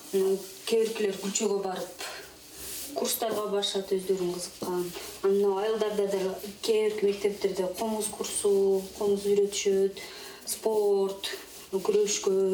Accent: Korul, Osh Region, Kyrgyzstan; moved away; мен токсон тогузунчу жылы төрөлгөм өзү ушул айылда эле аан алты миң жети миңге жакын эл адам жашайт да

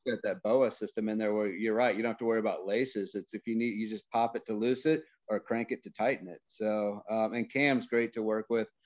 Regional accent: Missouri, United States; moved away; I grew up in Missouri

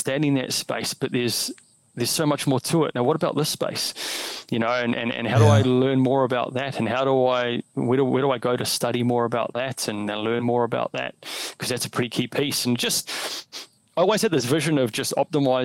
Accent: New Zealand; I grew up in New Zealand.

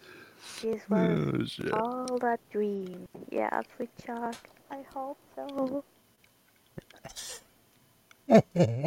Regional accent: Australia; I'm Australian

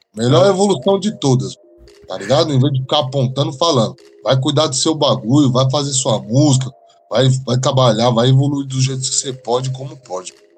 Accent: Brazil

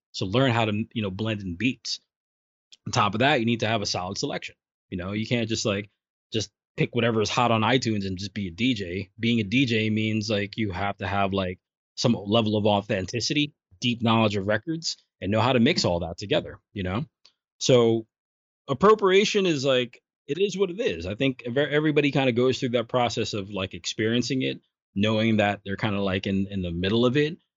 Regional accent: New York City, New York, United States; I grew up in Brooklyn

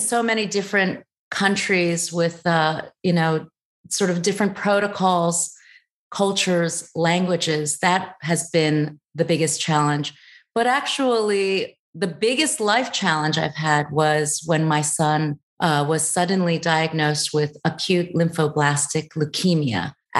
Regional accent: United States; born there; also born or lived in Thailand; even though I am Chinese of origin. I was born in the States.

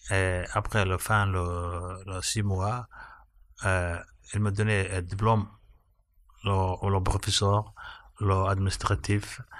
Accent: Somalia; French is a second language; moved away as an adult; now in France; j'ai 31 ans, je viens de Somalie, je suis arrivé en France depuis 3 ans

